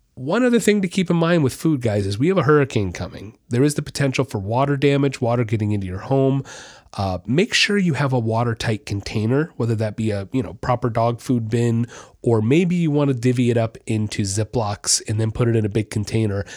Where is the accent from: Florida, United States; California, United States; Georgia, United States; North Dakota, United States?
Florida, United States; Orlando; I'm, I'm from Orlando. I lived there for years